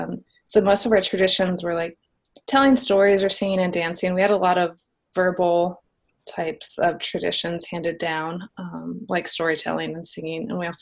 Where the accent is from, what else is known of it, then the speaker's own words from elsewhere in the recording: Nenana, Alaska, United States; also born or lived in Seattle / Fairbanks; I grew up in Nenana, which is primarily a Alaska Native Athabascan community. And there are 11 different dialects in the Athabascan group in Alaska. So I'm Koyukon Athabascan. That can be kind of found in the western side of Alaska.